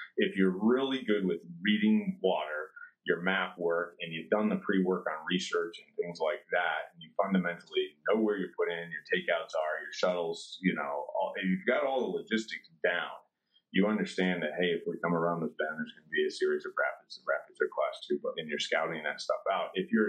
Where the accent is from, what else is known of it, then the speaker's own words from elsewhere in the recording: Connecticut, United States; also born or lived in Maine; I grew up in Connecticut as a young kid, as he was stationed down in Connecticut, and then we moved back up into Maine